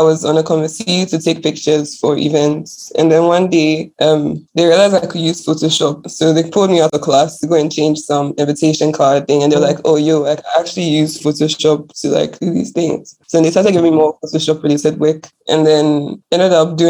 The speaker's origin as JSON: {"language": "English", "country": "Ghana", "tie": "born or raised there", "said": "I was born in Ghana, grew up in Ghana"}